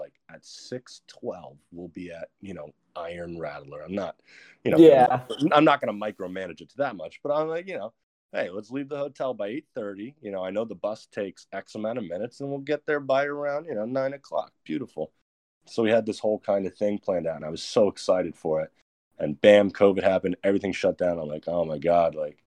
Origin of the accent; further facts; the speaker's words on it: New Jersey, United States; I'm from Jersey